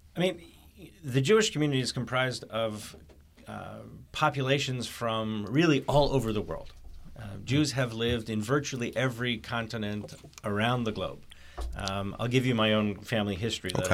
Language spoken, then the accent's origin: English; Canada; I was born in Canada